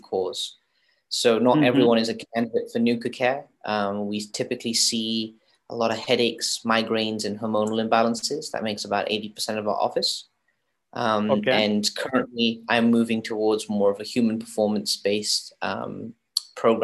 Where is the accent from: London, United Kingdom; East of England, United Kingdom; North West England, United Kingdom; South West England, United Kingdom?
London, United Kingdom; also born or lived in Florida, United States; now in San Diego, United States; I was born in Florida, raised in London, traveled the world and like obviously experienced different things, and chose to finally settle down in California